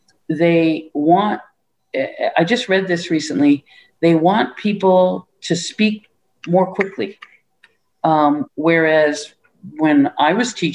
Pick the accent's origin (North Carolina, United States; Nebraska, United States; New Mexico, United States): Nebraska, United States; Ravenna; I'm from Ravenna, Nebraska. I wanted to come to the city, but I didn't want to be in, you know, I wanted to be in a smaller place.